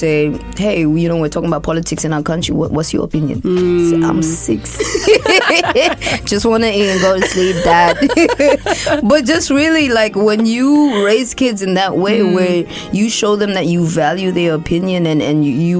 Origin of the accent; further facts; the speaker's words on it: Botswana; also born or lived in Zambia / United States; now in Australia; I was raised in Botswana